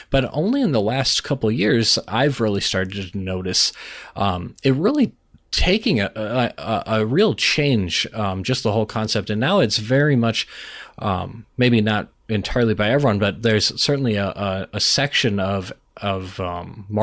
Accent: Minnesota, United States; Well, I'm Minnesotan

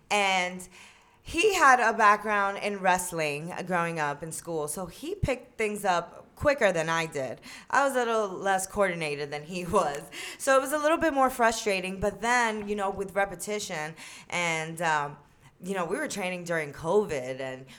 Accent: New York, United States; moved away as an adult; No, yeah, I moved from New York to Florida for college, and I went to college out there.

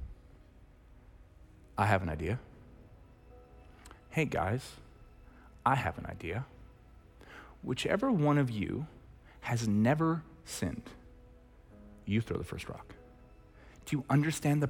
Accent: Red Deer, Alberta, Canada; I'm from Red Deer

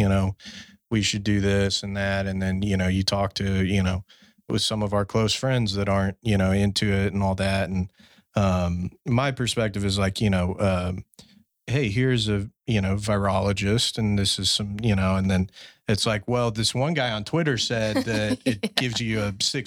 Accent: Fort Worth, Texas, United States; I grew up, you know, was born at Harris Methodist. I grew up in Fort Worth

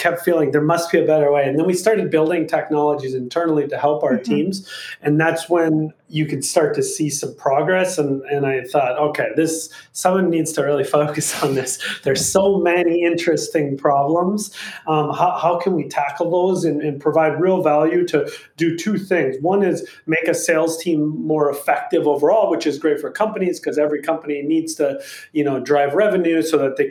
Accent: Minnesota, United States; moved away as an adult; now in California, United States; I grew up in Minnesota in literally farmland. Like my town had 300 people.

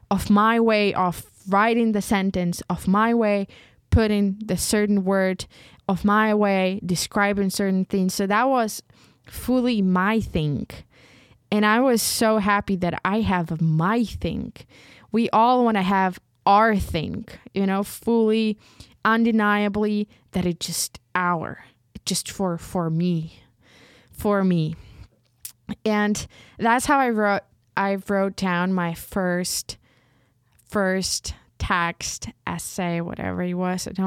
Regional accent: Ukraine; first language uk; English is a second language; I found even more joy in writing in Ukrainian because it's my mother tongue and I feel it.

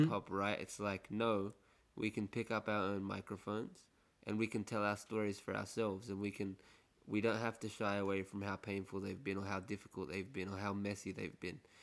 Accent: Egypt; also born or lived in Western Sydney; now in Sydney, Australia; I'm from Egypt

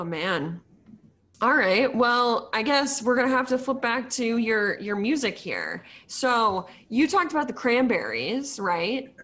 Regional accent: Sudbury, Massachusetts, United States; moved away as an adult; also born or lived in Purdue (Indiana); I grew up in Sudbury, so, like, forty-five minutes outside of the city.

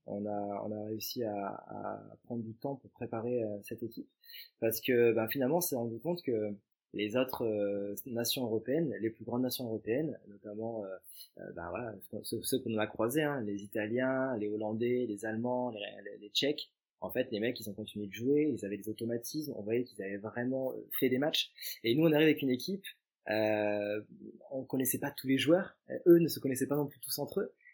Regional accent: Montpellier, Occitania, France; je suis originaire de Montpellier, natif de Montpellier

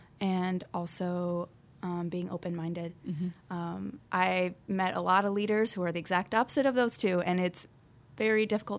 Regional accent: North Chicago, Illinois, United States; I'm from North Chicago.

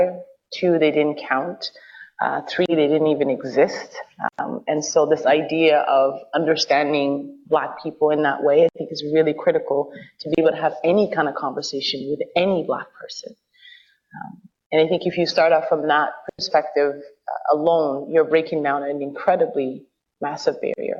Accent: Ottawa, Ontario, Canada; also born or lived in East Africa; I'm from Ottawa

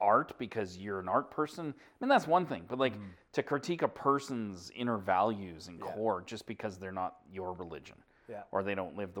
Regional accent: Alberta, Canada; I was born anybody born and raised in Alberta. I'm just like you, born and raised here.

